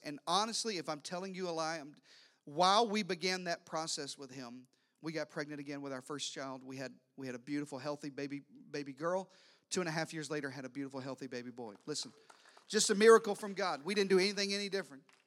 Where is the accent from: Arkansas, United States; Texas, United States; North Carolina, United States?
Arkansas, United States; I'm from Arkansas. I am related to everybody.